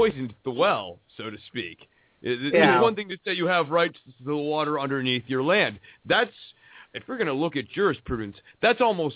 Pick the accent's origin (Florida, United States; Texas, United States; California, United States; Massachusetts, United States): Texas, United States; Dallas; I'm from Dallas, Texas